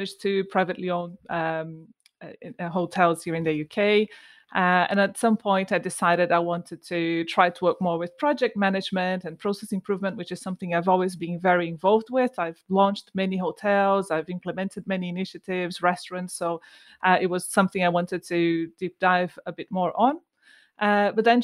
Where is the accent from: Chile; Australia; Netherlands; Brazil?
Brazil; moved away as an adult; also born or lived in Bristol, United Kingdom; now in United Kingdom; I'm from Brazil.